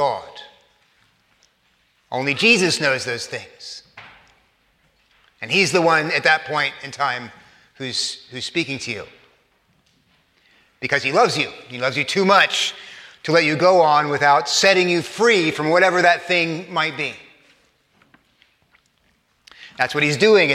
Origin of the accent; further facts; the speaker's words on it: Corpus Christi, Texas, United States; I grew up in South Texas, in Corpus Christi, Texas